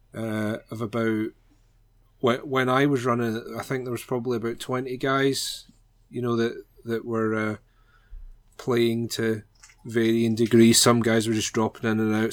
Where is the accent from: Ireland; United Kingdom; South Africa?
United Kingdom; Glasgow, Scotland; I'm from Glasgow, specifically the, the south side